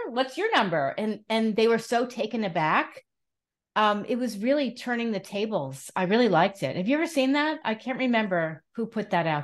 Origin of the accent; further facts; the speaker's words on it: New York City, New York, United States; I grew up in Manhattan